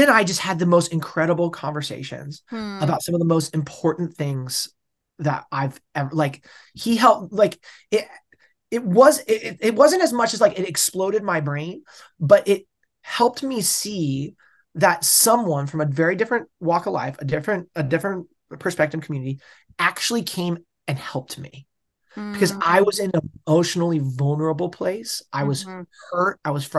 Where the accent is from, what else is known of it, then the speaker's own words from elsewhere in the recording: West Coast, United States; and I'm from the West. I grew up in the West Coast.